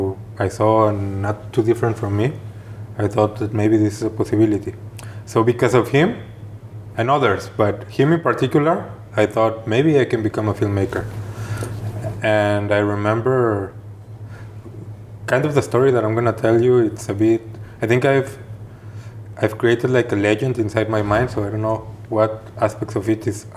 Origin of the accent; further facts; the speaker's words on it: Guadalajara, Jalisco, Mexico; moved away as an adult; Well, I'm originally from Guadalajara, Mexico, the second largest city in Mexico. I lived there my whole life until I was 26 years old.